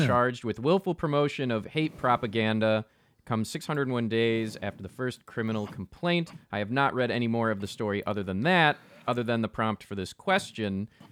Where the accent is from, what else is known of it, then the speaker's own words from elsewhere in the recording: United States; as an American